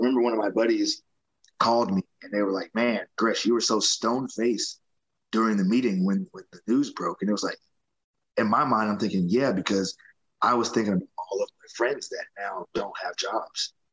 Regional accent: Atlanta, Georgia, United States; I got an opportunity to do it here in Atlanta

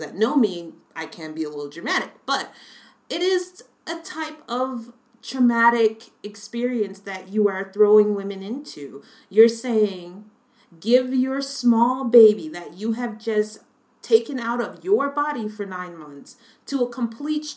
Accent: United States; moved away; as an American citizen

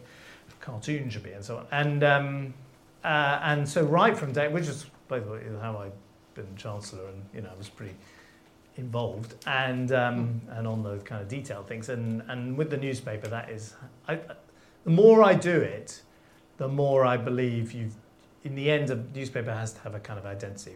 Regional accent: London, United Kingdom; I grew up in London

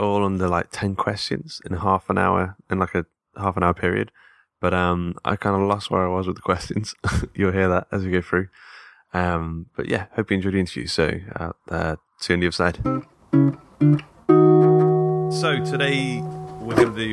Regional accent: Mansfield, East Midlands, United Kingdom; my hometown of Mansfield, which is in the Midlands

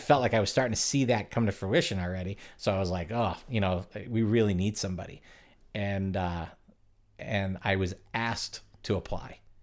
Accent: Connecticut, United States; moved away; also born or lived in Cape Cod, Massachusetts; I was from, I'm from Connecticut

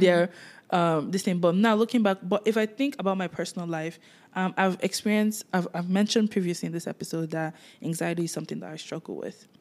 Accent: Nigeria; moved away; while I was living in Nigeria

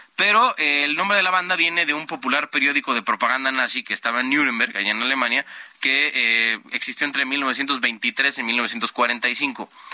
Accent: Mexico; siendo mexicano, producto de un mestizaje de varias centurias

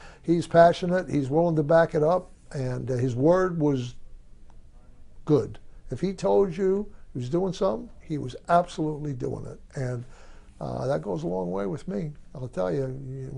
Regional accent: New Jersey, United States; born or raised there; moved away as an adult

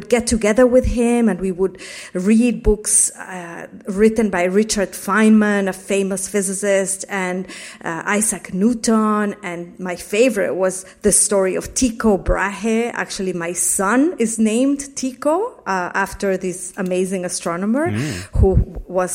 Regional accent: Mexico City, Mexico; moved away; I grew up in a very conservative community in Mexico City

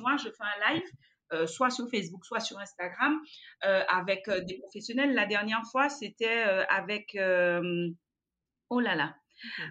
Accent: Guadeloupe; chez nous, aux Antilles, mon Dieu, en Guadeloupe particulièrement

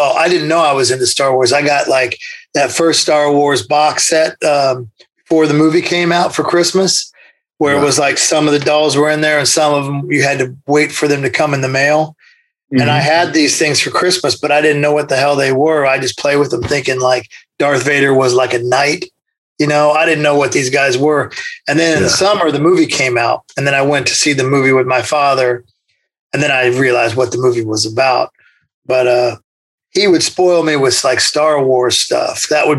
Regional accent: Indiana, United States; born there; also born or lived in Kentucky; No, I was born in Indiana.

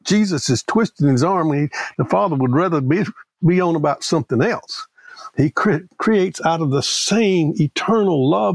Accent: Prentiss, Mississippi, United States; I grew up in Prentice, Mississippi. That's not only in Mississippi, that's in South Mississippi

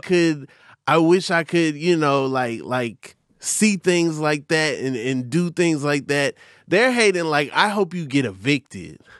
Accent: Atlanta, Georgia, United States; also born or lived in Lake Mary, Florida; I'm from Atlanta

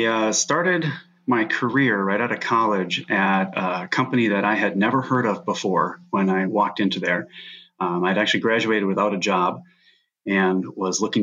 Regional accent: Minnesota, United States; it's a huge major Minnesota company, so it's from my hometown

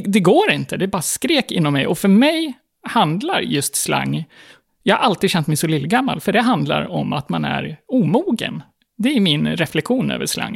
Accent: Gotland, Sweden; moved away as an adult; also born or lived in Stockholm; här på Gotland, under min tid och under min uppväxt, så pratade man ingen slang

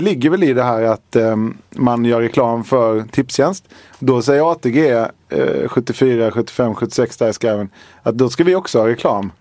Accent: Halmstad, Halland County, Sweden; hemma i Halmstad

